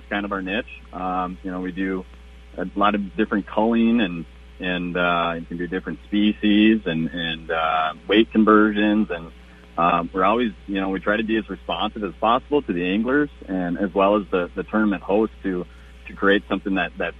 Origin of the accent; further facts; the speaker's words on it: Bemidji, Minnesota, United States; Grew up in Bemidji, graduated in 03 with Nick.